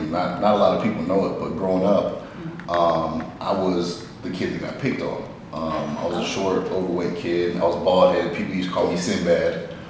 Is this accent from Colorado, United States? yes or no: yes; Colorado Springs, Colorado, United States; Originally from Colorado Springs.